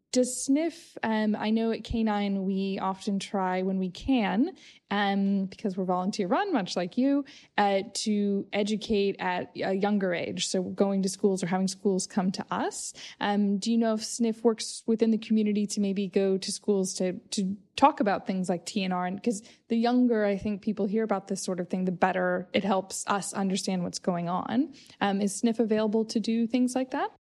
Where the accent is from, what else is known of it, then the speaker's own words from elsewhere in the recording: United States; moved away; I grew up in the States